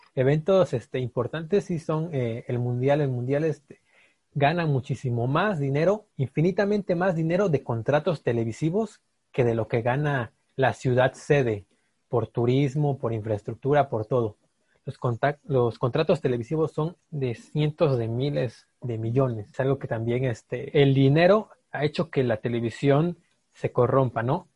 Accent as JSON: {"language": "Spanish", "country": "Mexico", "said": "nosotros como mexicanos"}